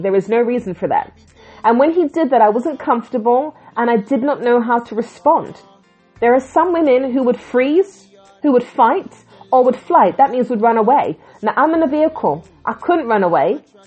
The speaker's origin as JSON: {"language": "English", "region": "England", "country": "United Kingdom", "tie": "born or raised there", "also_born_or_lived": "Jamaica", "said": "I'm from the Caribbean originally, born in England"}